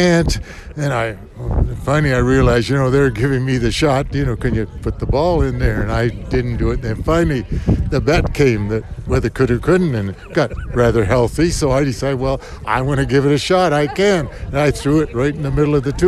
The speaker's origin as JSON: {"language": "English", "country": "Canada", "tie": "born or raised there", "said": "as a Canadian kid"}